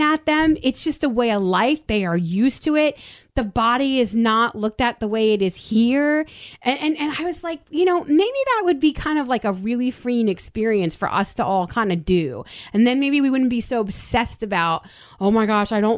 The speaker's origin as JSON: {"language": "English", "country": "United States", "said": "being an American and living in this country"}